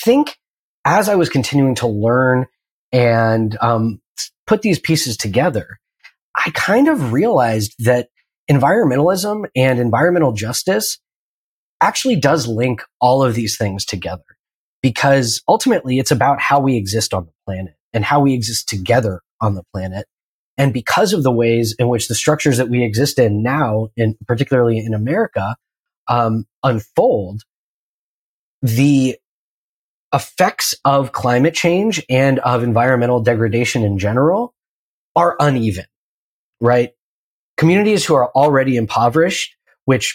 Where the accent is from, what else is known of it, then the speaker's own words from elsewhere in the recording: Pacific Northwest, United States; I grew up in the Pacific Northwest, and primarily in the 90s